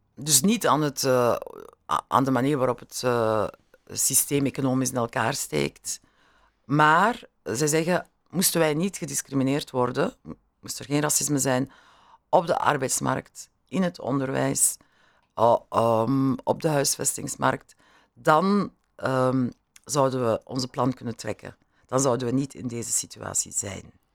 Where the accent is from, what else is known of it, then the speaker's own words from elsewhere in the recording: Beringen, Flanders, Belgium; mijn kindertijd in die eh, zonnige periode van Limburg was, van Beringen